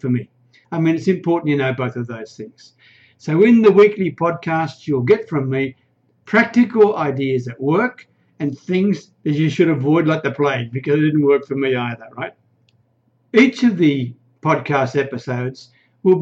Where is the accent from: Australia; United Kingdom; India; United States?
Australia; accent: Australian; now in Thailand; I'm an Aussie. You can probably hear that from the accent, right? But I live in a remote little Thai village way up near the Cambodian border.